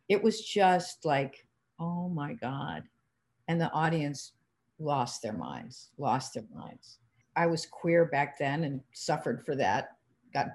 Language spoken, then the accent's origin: English; Cleveland, Ohio, United States; we're from Cleveland